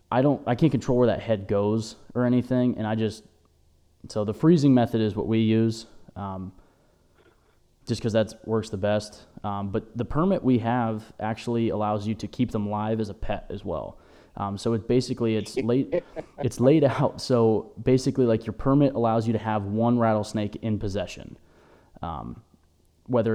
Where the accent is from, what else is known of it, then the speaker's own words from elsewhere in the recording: Erie, Pennsylvania, United States; we're from Erie, Pennsylvania.